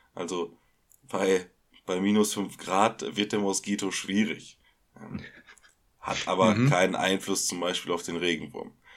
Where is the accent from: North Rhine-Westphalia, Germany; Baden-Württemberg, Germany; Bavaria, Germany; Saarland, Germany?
North Rhine-Westphalia, Germany; Ruhr area; wir kommen aus dem, aus dem Ruhrgebiet